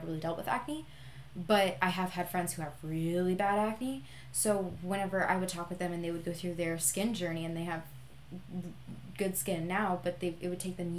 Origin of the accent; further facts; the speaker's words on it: Visalia, California, United States; moved away as an adult; I love my hometown. My hometown is Visalia. And between Fresno and Bakersfield